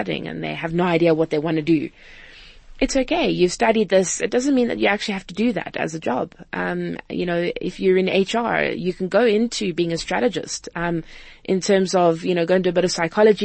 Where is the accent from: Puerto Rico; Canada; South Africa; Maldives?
South Africa; Cape Town, Western Cape; it's home. It's where I grew up.